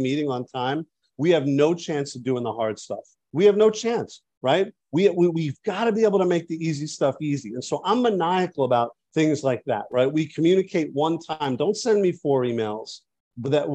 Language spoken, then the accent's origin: English; New York, United States; I'm a New Yorker too